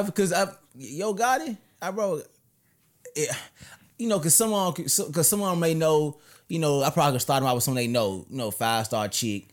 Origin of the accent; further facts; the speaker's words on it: Memphis, Tennessee, United States; I'm from North Memphis.